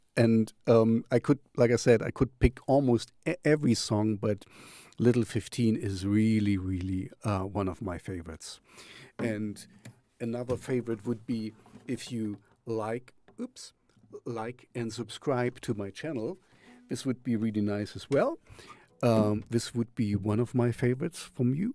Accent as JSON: {"language": "English", "town": "Jena", "region": "Thuringia", "country": "Germany", "said": "here I'm from Jena"}